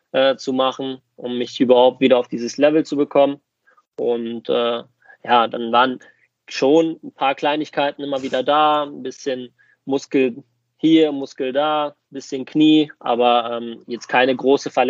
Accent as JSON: {"language": "German", "country": "Germany", "tie": "born or raised there", "said": "klar bin ich hier geboren und aufgewachsen, aber Griechenland fühlt sich dann trotz auch, also trotz alledem wie eine Heimat für mich an."}